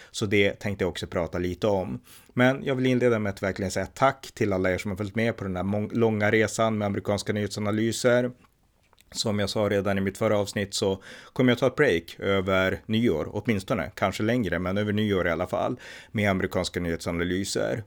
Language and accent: Swedish; Örnsköldsvik, Västernorrland County, Sweden; Jag är född 1979, uppväxt i Örnsköldsvik